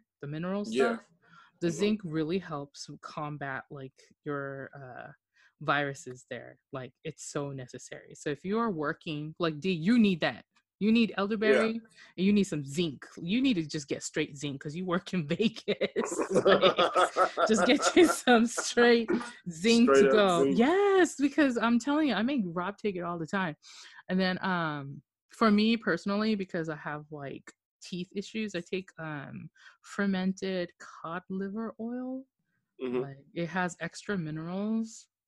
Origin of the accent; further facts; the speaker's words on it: Okinawa, Japan; moved away; I grew up in Okinawa